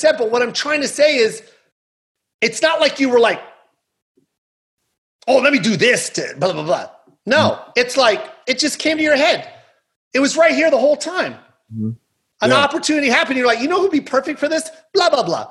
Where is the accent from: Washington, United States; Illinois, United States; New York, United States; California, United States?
Washington, United States; Tacoma; We come from Tacoma when it was extremely grimy.